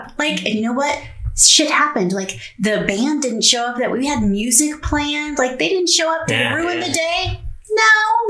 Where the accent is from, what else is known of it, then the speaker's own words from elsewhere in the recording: West Coast, United States; also born or lived in North Carolina; So we're from the West Coast originally. We've both been in the military. We've moved all over the place.